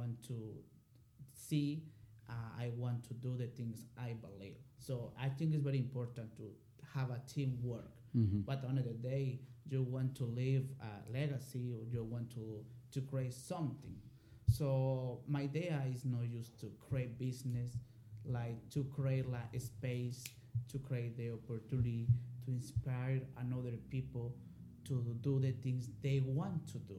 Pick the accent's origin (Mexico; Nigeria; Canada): Mexico; English is a second language; moved away as an adult; also born or lived in Morelia, Michoacán, Mexico; now in Dalton, United States; I was born and raised in Mexico